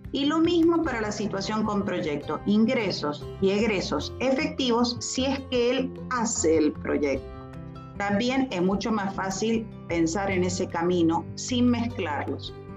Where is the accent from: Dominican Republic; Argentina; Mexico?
Argentina; yo soy argentina